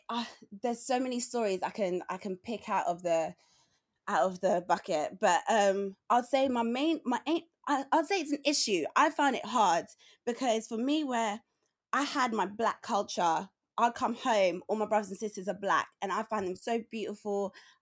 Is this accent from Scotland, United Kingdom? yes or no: no; London, United Kingdom; because I grew up in, even though I grew up like in Tottenham and in Palmer's Green, I was with my black family a lot